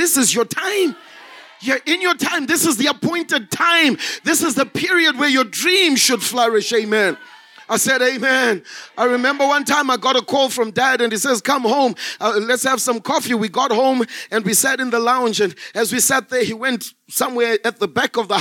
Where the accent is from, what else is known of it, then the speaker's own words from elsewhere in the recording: Zimbabwe; moved away as an adult; now in South Africa; I was born and bred in Zimbabwe. I grew up in Zimbabwe until 2005 when I came to South Africa as a missionary